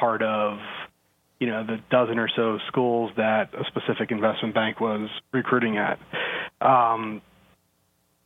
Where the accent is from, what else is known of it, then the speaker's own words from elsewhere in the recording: New Jersey, United States; I'm originally from New Jersey